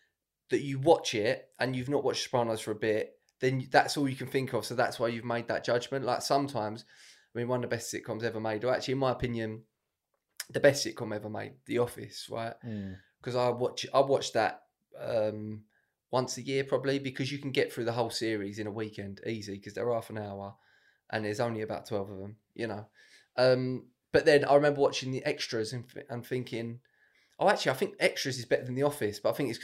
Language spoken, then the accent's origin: English; Romford, London, United Kingdom; I'm from Romford.